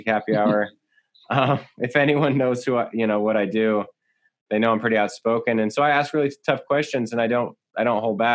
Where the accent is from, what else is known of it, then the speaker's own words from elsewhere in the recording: San Jose and Santa Cruz area, California, United States; I grew up in San Jose and Santa Cruz area in Bay Area and just south of the Bay Area in California